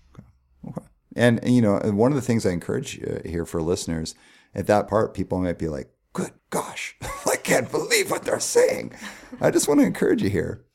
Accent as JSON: {"language": "English", "town": "Calgary", "region": "Alberta", "country": "Canada", "tie": "born or raised there", "first_language": "English", "said": "I grew up in Calgary in a nice neighborhood"}